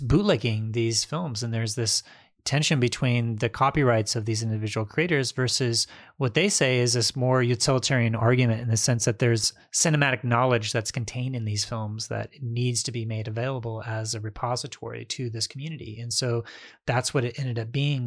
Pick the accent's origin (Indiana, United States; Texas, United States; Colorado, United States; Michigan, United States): Indiana, United States; moved away; also born or lived in Baltimore; where I grew up in Indiana